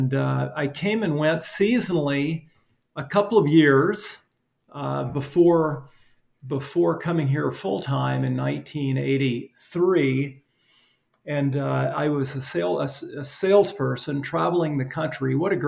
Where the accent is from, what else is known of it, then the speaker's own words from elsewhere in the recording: Alabama, United States; Alabama. Yeah.